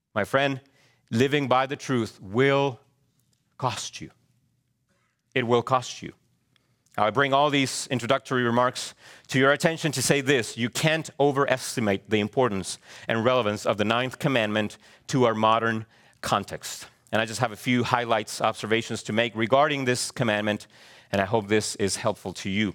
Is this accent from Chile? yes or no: yes; Chile; moved away; I am a Hispanic male. True? Yes. I was born in Chile.